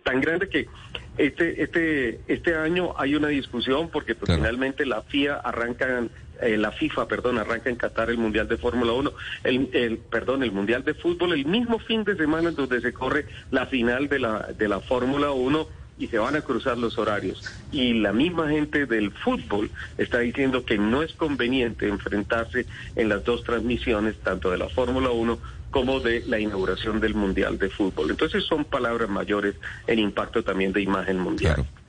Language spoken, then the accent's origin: Spanish; Colombia; soy el primer colombiano a levantar la mano